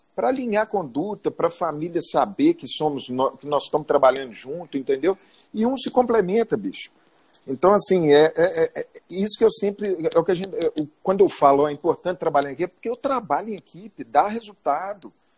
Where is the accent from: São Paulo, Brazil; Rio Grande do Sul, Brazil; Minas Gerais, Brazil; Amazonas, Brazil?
Minas Gerais, Brazil; Belo Horizonte; eu sou frango de granja aqui de Belo Horizonte, nascido, criado em Belo Horizonte